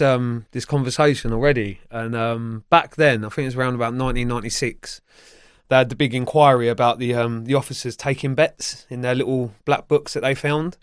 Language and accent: English; Feltham, London, United Kingdom; also born or lived in Sunbury-on-Thames; I grew up in Feltham, Sunbury upon Thames area